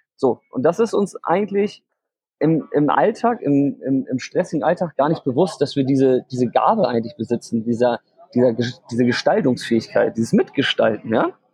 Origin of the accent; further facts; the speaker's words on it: Hamburg, Germany; also born or lived in Vietnam; ich komme aus Hamburg und lebe ein halbes Jahr auch immer in Vietnam